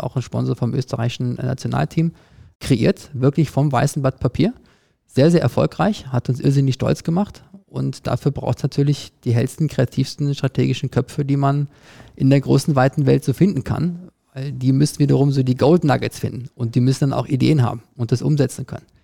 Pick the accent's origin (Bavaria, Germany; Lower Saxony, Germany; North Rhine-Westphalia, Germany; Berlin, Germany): North Rhine-Westphalia, Germany; Cologne; moved away; ich komme selber aus Köln